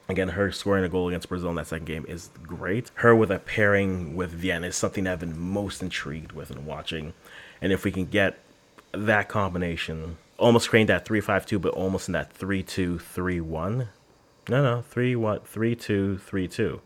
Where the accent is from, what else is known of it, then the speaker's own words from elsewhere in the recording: Orleans, Ontario, Canada; I am too from Orleans